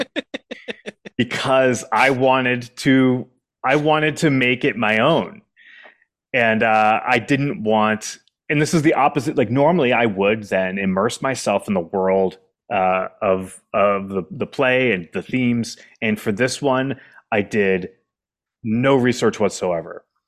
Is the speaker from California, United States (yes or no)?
no; Keene, New Hampshire, United States; moved away as an adult; also born or lived in Washington, D.C. / Boston; I had written another play based in my hometown called Welcome to Keene, New Hampshire